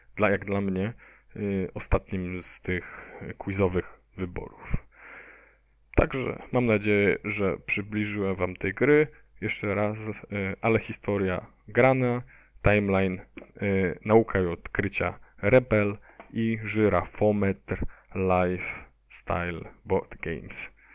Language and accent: Polish; Poznań, Greater Poland, Poland; ja jestem tutaj z Poznania